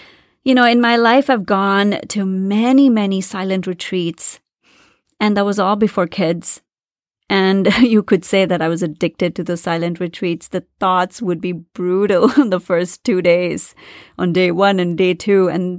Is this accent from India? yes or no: yes; India; moved away as an adult; When I moved to this country to do my master's, you know, I came from India where there's so much noise.